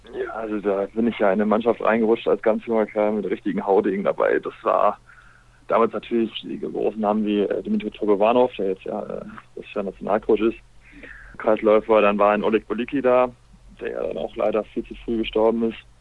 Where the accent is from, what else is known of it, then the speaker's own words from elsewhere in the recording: Essen, North Rhine-Westphalia, Germany; moved away as an adult; ich bin ja ursprünglich ein Essener, ausgebildet, groß geworden beim Schulsam Essen